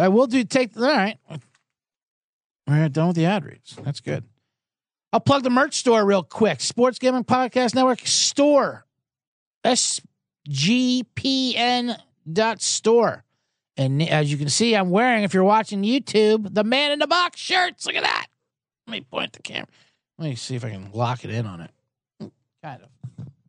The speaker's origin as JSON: {"language": "English", "town": "Philadelphia", "region": "Pennsylvania", "country": "United States", "said": "I'm from Philadelphia, Eagles fan."}